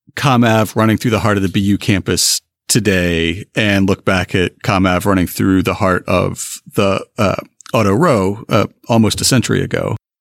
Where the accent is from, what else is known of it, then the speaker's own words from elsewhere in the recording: Appalachia, United States; now in Boston, United States; I'm not originally from the Boston area. I'm from deepest Appalachia.